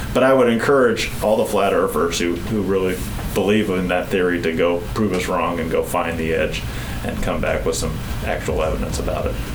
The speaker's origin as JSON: {"language": "English", "town": "Port Angeles", "region": "Washington", "country": "United States", "tie": "born or raised there", "also_born_or_lived": "New Mexico", "said": "I grew up in Washington State in a little town called Port Angeles."}